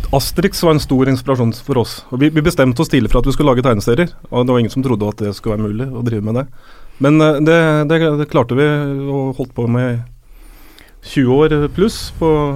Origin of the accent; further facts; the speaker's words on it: Rælingen, Akershus, Norway; moved away; Vi er jo begge fra Rælingen